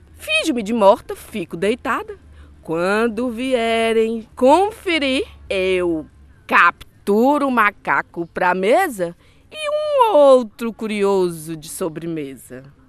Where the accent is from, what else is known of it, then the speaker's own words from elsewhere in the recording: Northeast Region, Brazil; Eu venho do Nordeste do Brasil, uma região que tem muitos contos